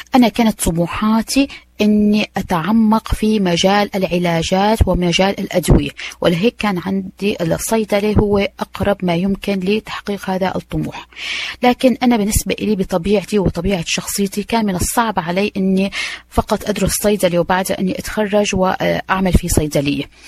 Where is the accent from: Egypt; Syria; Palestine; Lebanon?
Syria; Aleppo, Aleppo Governorate; moved away as an adult; also born or lived in Manchester, United Kingdom; now in London, United Kingdom; أنا أجيت من مدينة أو أصلي من مدينة حلب اللي هي ثاني أكبر مدينة بسوريا